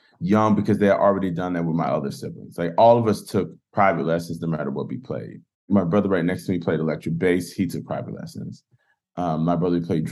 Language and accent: English; Pensacola, Florida, United States; also born or lived in Cleveland / New York; now in Nashville, United States; I grew up in Pensacola, Florida, youngest of six kids, pastor's child